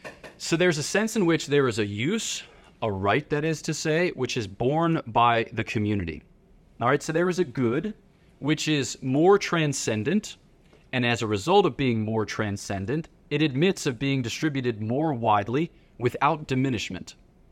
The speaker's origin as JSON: {"language": "English", "town": "Philadelphia", "region": "Pennsylvania", "country": "United States", "said": "So I'm from Philadelphia, City of Champions"}